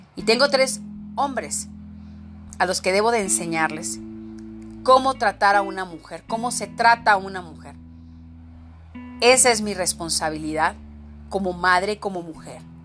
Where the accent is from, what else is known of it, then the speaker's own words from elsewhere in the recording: Mexico; ser mujer en mi país